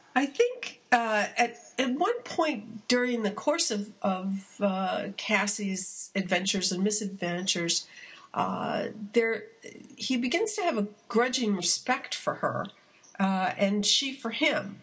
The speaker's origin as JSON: {"language": "English", "region": "California", "country": "United States", "said": "as a Californian"}